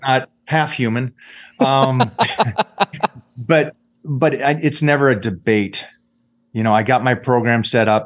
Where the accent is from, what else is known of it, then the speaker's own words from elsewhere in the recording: Seattle, Washington, United States; I grew up in Washington